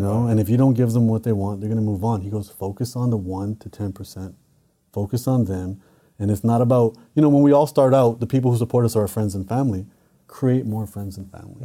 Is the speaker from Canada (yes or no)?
yes; Canada; I'm Canadian